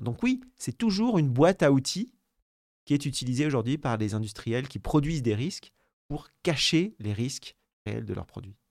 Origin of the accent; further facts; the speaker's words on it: France; chez nous en France